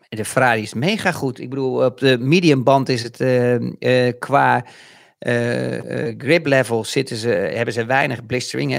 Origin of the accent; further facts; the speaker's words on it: Netherlands; ons als Nederlanders